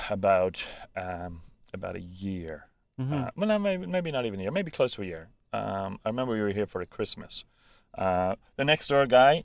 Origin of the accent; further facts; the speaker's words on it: Dublin, Leinster, Ireland; moved away as an adult; now in Canada; I grew up in Dublin. So I was about 19 when I came here